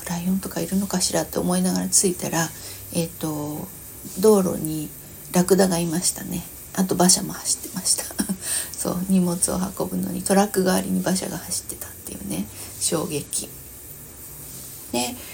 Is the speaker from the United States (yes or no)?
no; Vientiane, Vientiane Prefecture, Laos; born there; 私あの海外で生まれてるんだけれども、えー、そうそれもまあショッキングなんですけどね、えー、そう50年前に、ラオスのビエンチャンっていう国で生まれたんだけれども53年前か